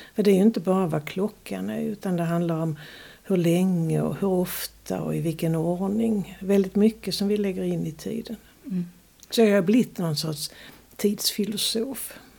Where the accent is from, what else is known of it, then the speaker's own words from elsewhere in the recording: Sweden; moved away; also born or lived in Lund; växte jag upp på landet